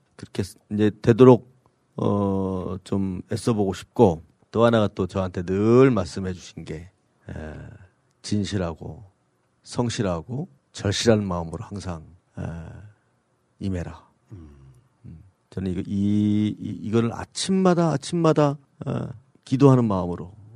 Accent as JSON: {"language": "Korean", "region": "Sejong", "country": "South Korea", "tie": "born or raised there", "said": "제 고향이지만 세종시가"}